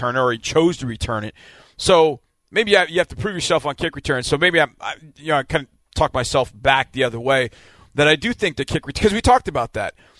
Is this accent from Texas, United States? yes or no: yes; Texas, United States; as a Texan